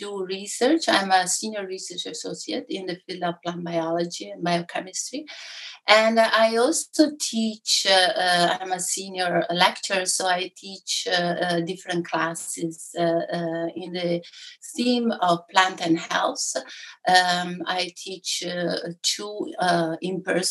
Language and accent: English; Italy; first language Italian; English is a second language; moved away as an adult; also born or lived in London, United Kingdom / Dublin, Ireland / San Francisco, United States / Stockholm, Sweden; now in Ithaca, United States; I was born and raised in Italy, where I lived my first 20 plus year of my life